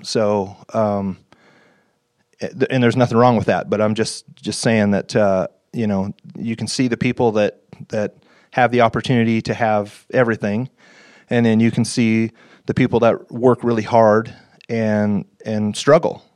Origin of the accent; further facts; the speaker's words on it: North Idaho, United States; Right here in, uh, North Idaho